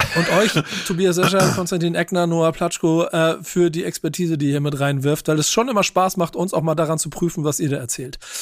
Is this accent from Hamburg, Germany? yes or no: yes; Hamburg, Germany; Ich bin Hamburger durch und durch